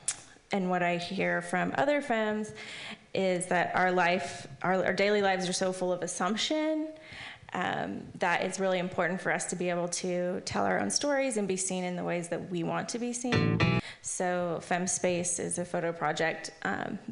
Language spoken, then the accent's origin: English; the South, United States; moved away as an adult; now in Bay Area, United States; I'm from the South originally